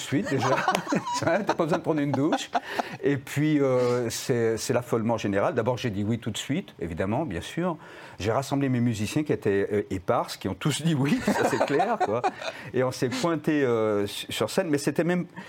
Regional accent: France; quand on est français

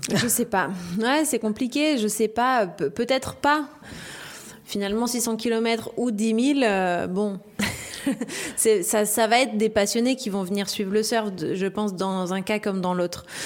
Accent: La Réunion, France; j'ai grandi à La Réunion. je suis française

